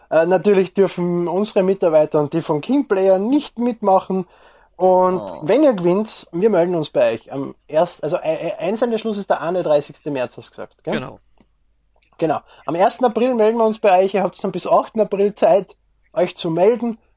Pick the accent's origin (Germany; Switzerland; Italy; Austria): Austria; Was ich als Österreicher, als Bu noch